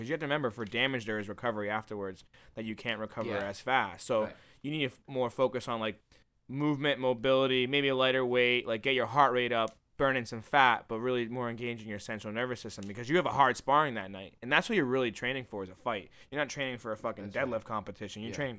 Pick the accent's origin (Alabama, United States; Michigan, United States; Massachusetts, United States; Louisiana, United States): Massachusetts, United States; Milford; also born or lived in West Palm Beach, United States; I'm from Milford.